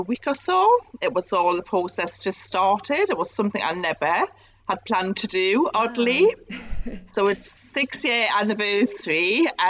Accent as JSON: {"language": "English", "town": "Newcastle upon Tyne", "region": "North East England", "country": "United Kingdom", "also_born_or_lived": "Northampton", "moved": "as an adult", "said": "it was time for me to go home. So I came back to Newcastle"}